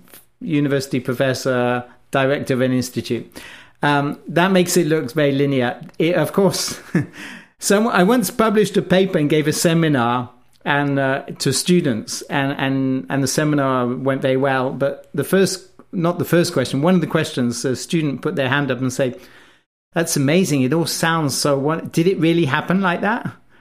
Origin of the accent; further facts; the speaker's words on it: Wales, United Kingdom; also born or lived in England; So I was born in England, in the middle of England. I grew up in Wales